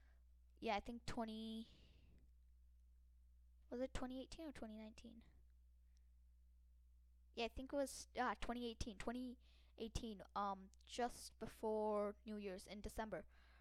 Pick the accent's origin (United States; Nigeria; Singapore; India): India; as much as it hurts me saying this because I'm an Indian, really could really hurt India's batsmen